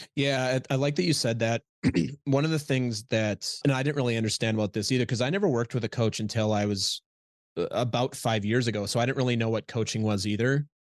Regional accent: Minnesota, United States; moved away as an adult; also born or lived in Midwest; now in New York, United States; I'm from Minnesota originally

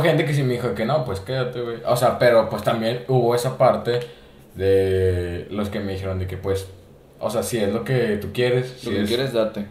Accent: Monterrey, Nuevo León, Mexico; he vivido aquí toda mi vida, güey, pero Monterrey es una ciudad muy chingona

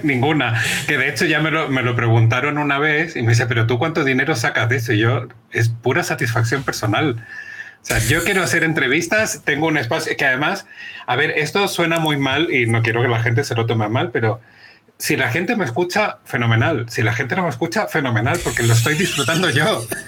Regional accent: Chile; now in Spain; Soy chileno, tengo 44 años, estoy casado

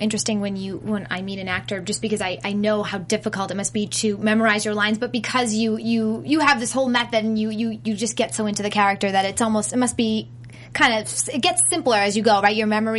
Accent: Boston, Massachusetts, United States; I'm from Boston.

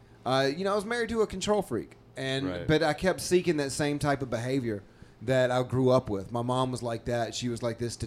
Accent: the Carolinas, United States; also born or lived in Danville, Virginia / Chatham, Virginia; Was born in Danville, Virginia. And my mom, she divorced my dad when I was like one. And we moved out like towards the country, lived in Chatham, Virginia, like all that area. Then she got remarried when I was nine to her third husband. Mm-hmm. And that's when we moved to Carolina

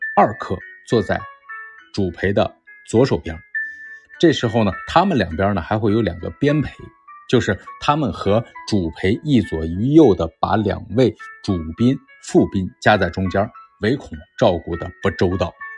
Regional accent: China; 我们中国人

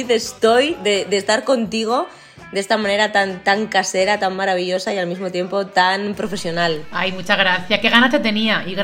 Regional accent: Valencia, Valencian Community, Spain; yo venía de, ya haber trabajado bastante en mi tierra, he tenido la suerte de que a mí Valencia, pues, eh, a nivel profesional, pues me ha dado muchísimas, muchísimas alegrías.

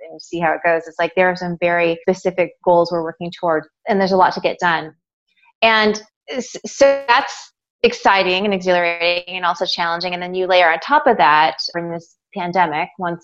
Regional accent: Seattle, Washington, United States; also born or lived in Southern California; I'm from Seattle. I was born and raised here

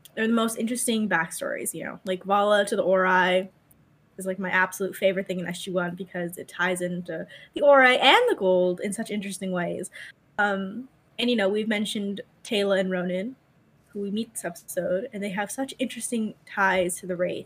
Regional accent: United States

